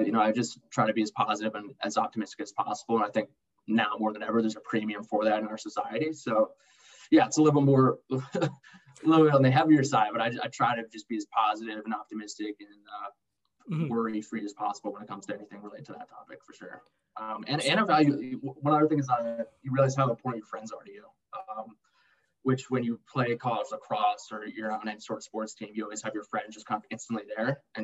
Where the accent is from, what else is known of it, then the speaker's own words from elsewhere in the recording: Darien, Connecticut, United States; From Darien, Connecticut.